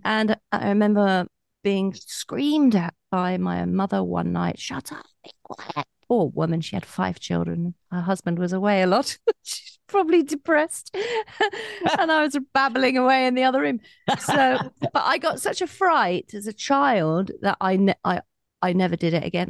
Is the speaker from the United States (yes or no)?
no; Colchester, East of England, United Kingdom; from a shop in Colchester town centre, which is my hometown